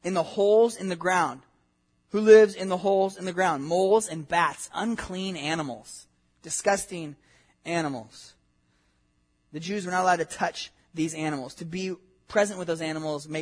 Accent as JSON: {"language": "English", "region": "Southern California", "country": "United States", "tie": "born or raised there", "said": "I grew up in Southern California"}